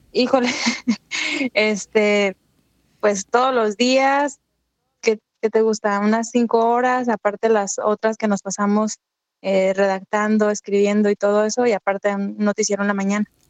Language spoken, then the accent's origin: Spanish; Michoacán, Mexico; also born or lived in Baja California; now in Tijuana, Mexico; Yo soy de Michoacán